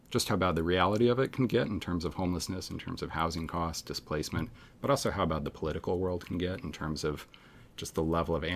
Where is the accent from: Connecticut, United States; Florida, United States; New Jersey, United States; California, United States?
California, United States; Bay Area; moved away as an adult; now in Seattle, United States; I grew up in the Bay Area, mm-hmm. uh, first 20 years of my life.